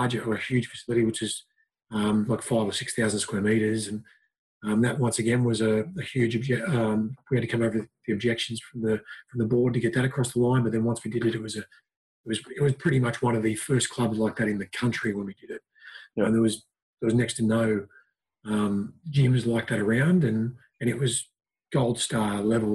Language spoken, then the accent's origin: English; Lismore, New South Wales, Australia; moved away as an adult; now in Newcastle, Australia; came down to Newcastle because I was from Lismore, North Coast, and moved here to study radiography